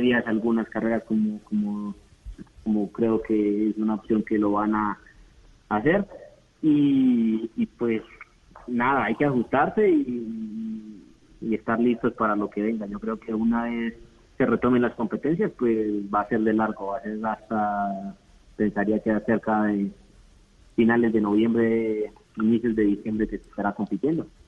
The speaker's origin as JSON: {"language": "Spanish", "country": "Colombia", "said": "todos los colombianos"}